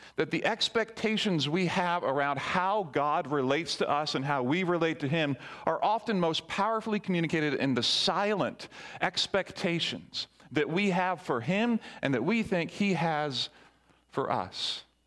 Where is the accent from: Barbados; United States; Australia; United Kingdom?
Barbados; moved away; I grew up in the Caribbean in Barbados